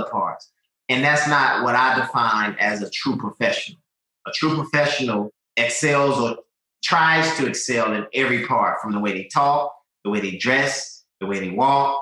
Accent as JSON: {"language": "English", "town": "Rock Hill", "region": "South Carolina", "country": "United States", "tie": "born or raised there", "moved": "yes", "said": "my hometown in Rock Hill, South Carolina"}